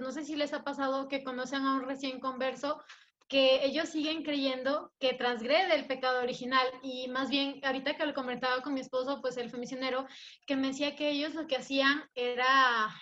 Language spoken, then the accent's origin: Spanish; Ecuador; moved away as an adult; now in Mexico; soy ecuatoriana